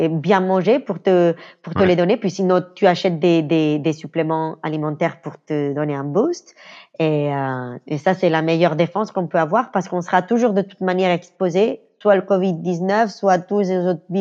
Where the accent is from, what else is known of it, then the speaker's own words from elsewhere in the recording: Venezuela; French is a second language; Le quattro, je l'avais joué à l'école quand j'étais petite au Venezuela.